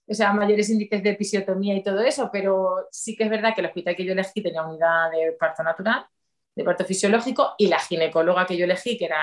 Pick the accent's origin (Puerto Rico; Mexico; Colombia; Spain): Spain; Valencia, Valencian Community; born there; yo mm, nací